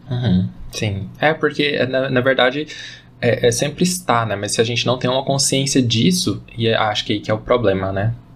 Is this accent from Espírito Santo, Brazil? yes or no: no; Goiás, Brazil; eu sou daqui de Goiás